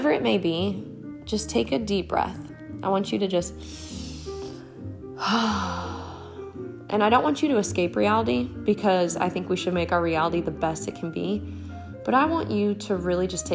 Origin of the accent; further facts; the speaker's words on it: Marshalltown, Iowa, United States; moved away as an adult; now in South Carolina, United States; I am from Marshalltown, Iowa, and I was born and raised there. I'm now in South Carolina. I've been here for 8 years